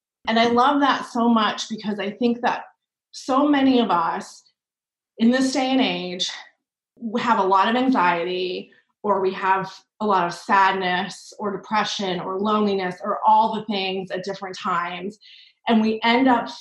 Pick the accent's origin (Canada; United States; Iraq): United States; New York; as a New Yorker